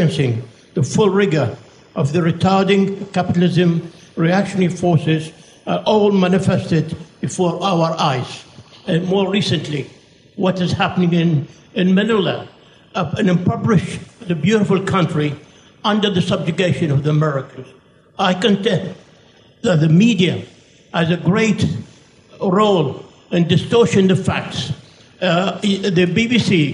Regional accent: Iraq; moved away; I'm from Iraq originally

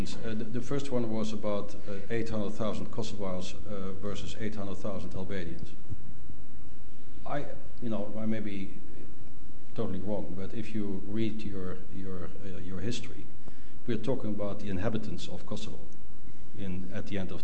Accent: Netherlands; I'm from the Netherlands

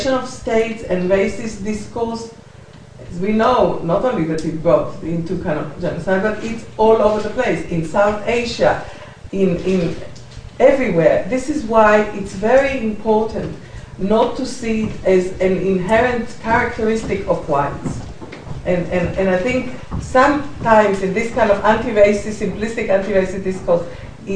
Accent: Israel; now in United Kingdom; I come from Israel

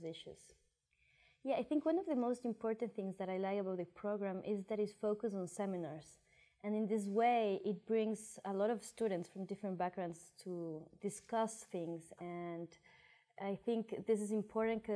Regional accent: Ecuador; moved away as an adult; I come from Ecuador.

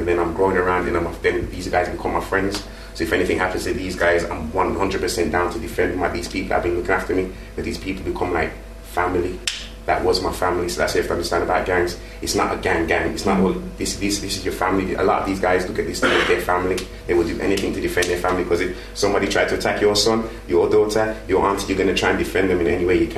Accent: Birmingham, West Midlands, United Kingdom; I grew up in Handsworth, Birmingham

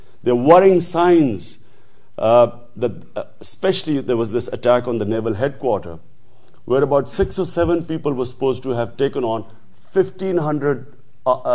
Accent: Pakistan; also born or lived in United Kingdom; a Pakistani who was the first generation Pakistani who grew up in an independent country

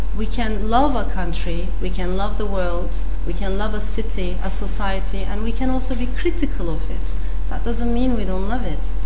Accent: Turkey; moved away; also born or lived in Strasbourg, France; I came back to Turkey with my mother.

